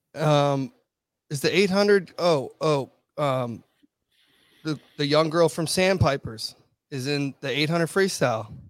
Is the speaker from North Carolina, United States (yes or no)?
no; Virginia, United States; I'm from Virginia, I'm in Virginia Beach